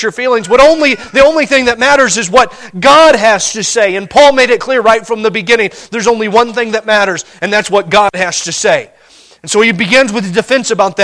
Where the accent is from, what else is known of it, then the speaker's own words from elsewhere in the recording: Montana, United States; We're from Montana